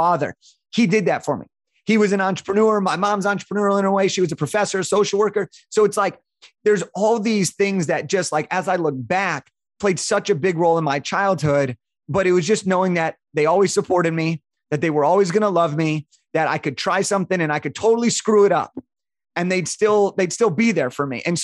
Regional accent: Santa Clarita, California, United States; I grew up in a town called Santa Clarita, which is about 45 minutes north of Santa Monica, Los Angeles

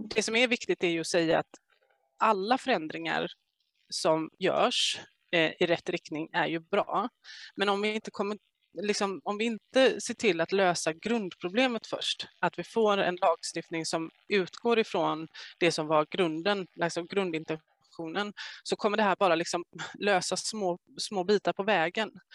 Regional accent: Gothenburg, Västra Götaland, Sweden; jag är från Göteborg

